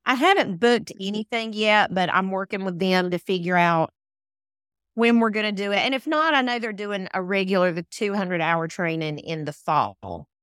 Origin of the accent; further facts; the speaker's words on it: United States; accent: Southern; I grew up in the country, I grew up in Wilkes County